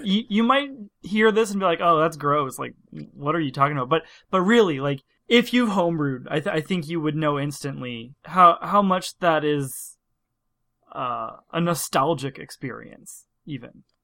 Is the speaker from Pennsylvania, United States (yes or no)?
yes; Pennsylvania, United States; moved away; I'm from Pennsylvania. We pronounce everything a little strange.